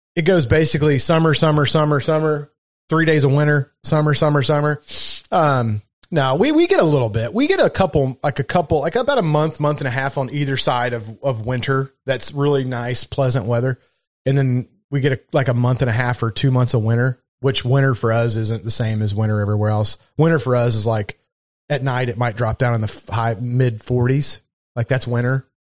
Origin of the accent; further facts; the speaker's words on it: Kentucky, United States; accent: Southern; moved away; also born or lived in Baltimore, Maryland; I was born in Kentucky and I lived up in Baltimore, Maryland for six or seven, eight years